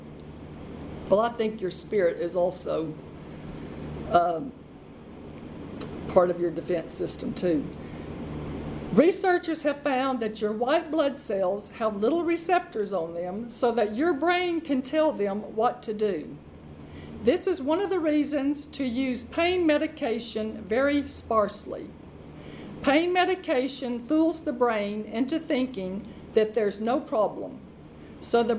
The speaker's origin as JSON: {"language": "English", "region": "Arkansas", "country": "United States", "tie": "born or raised there", "said": "Arkansas, which is my home state"}